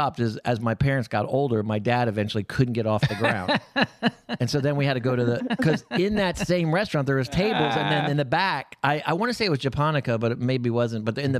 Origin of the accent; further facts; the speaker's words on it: Japan; moved away; And I grew up in Japan